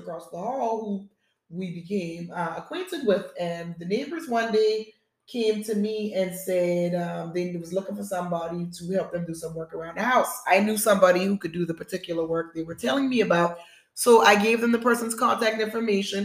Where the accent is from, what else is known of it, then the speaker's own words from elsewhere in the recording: South Carolina, United States; moved away as an adult; also born or lived in Charlotte, North Carolina; being born and raised in South Carolina